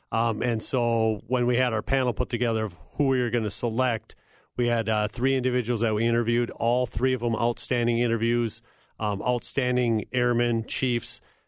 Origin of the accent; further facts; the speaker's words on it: Cokato, Minnesota, United States; I grew up in Cokato, Minnesota, served on active duty after attending the Air Force Academy.